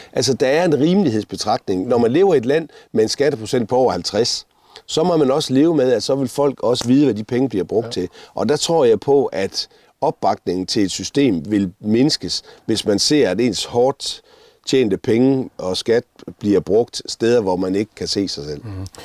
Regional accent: Denmark; vi har et fælles nævner, der hedder, at vi kommer fra Danmark

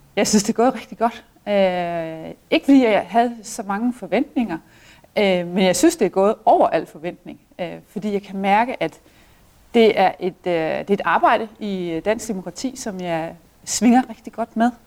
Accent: Denmark

